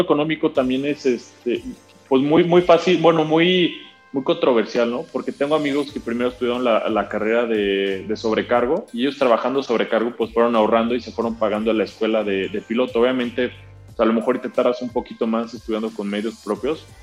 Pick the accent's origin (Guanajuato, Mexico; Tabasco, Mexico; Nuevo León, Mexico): Guanajuato, Mexico; León; moved away as an adult; also born or lived in Guadalajara; yo soy nacido en León, Guanajuato, yo nací el 8 de octubre del 93.